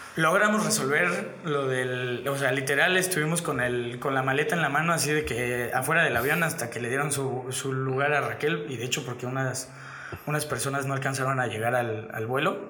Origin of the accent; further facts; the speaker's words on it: Mexico; aquí en México